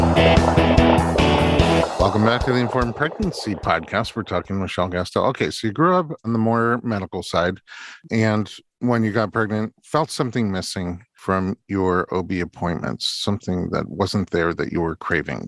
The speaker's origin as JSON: {"language": "English", "town": "New York City", "region": "New York", "country": "United States", "said": "I'm from Staten Island, too"}